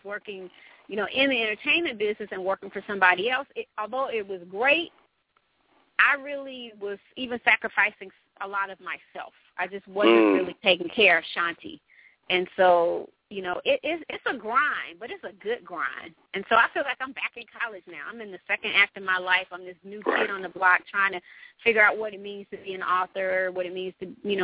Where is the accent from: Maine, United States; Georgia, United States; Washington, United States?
Georgia, United States; Atlanta; I'm from Southwest Atlanta.